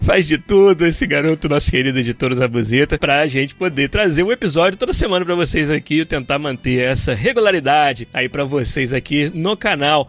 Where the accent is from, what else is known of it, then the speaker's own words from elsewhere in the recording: Brazil; eu sou brasileiro